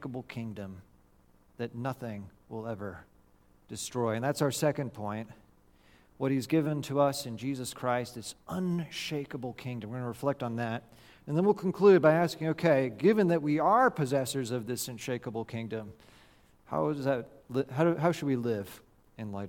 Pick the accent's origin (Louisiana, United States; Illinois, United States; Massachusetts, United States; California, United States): California, United States; Growing up in California, back in 1989, when I was a 9-year-old boy watching the World Series